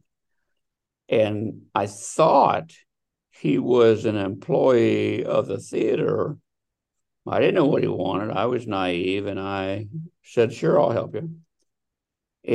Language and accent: English; Delaware, Ohio, United States; now in Scottsdale, United States; I am originally from Delaware, Ohio. I now live in Scottsdale, Arizona.